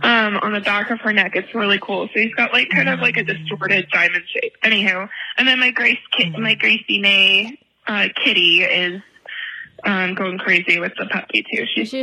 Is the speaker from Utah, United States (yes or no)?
yes; Utah, United States; I'm from Utah County, which is right by Provo. I'm like two cities away.